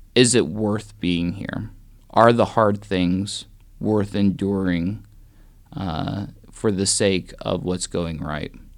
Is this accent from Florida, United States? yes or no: no; Lakin, Kansas, United States; also born or lived in Great Bend, Kansas; now in Atchison, United States; I grew up in a little town southwest Kansas called Lakin